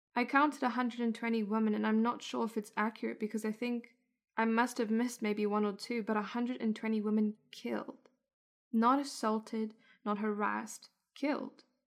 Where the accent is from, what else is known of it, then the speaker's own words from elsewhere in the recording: South Africa; moved away; I was born and raised in South Africa